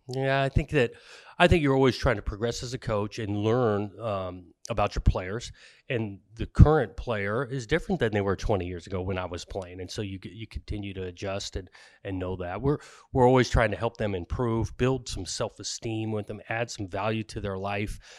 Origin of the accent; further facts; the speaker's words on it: Southern California, United States; I grew up in Southern California going to games, uh, in, when I was young at U C L A and S C